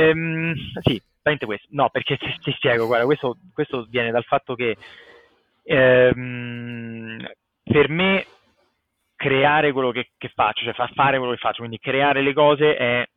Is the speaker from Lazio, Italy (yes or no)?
yes; Rome, Lazio, Italy; moved away as an adult; also born or lived in United States / Finland; sono cresciuto a Magliana